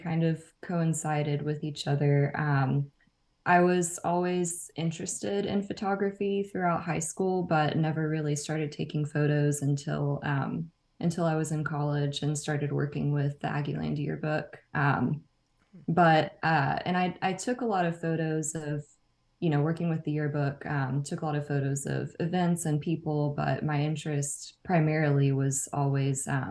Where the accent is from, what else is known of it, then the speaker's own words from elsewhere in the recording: Nacogdoches, Texas, United States; moved away as an adult; also born or lived in College Station, Texas; now in Austin, United States; I'm from Nacogdoches in East Texas.